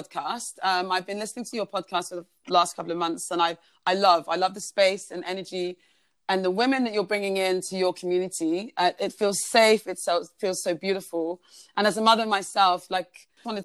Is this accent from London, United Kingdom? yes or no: yes; London, United Kingdom; moved away as an adult; also born or lived in Uganda / Durham; now in Fiji; I'm originally from Uganda. I grew up in London, studied in London.